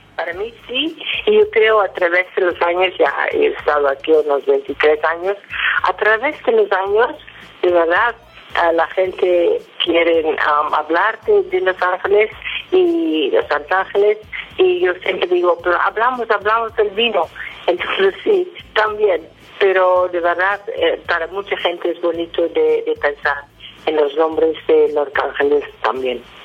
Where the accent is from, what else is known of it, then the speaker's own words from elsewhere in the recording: Netherlands; moved away as an adult; now in Valle de Guadalupe, Mexico; Yo soy de los Países Bajos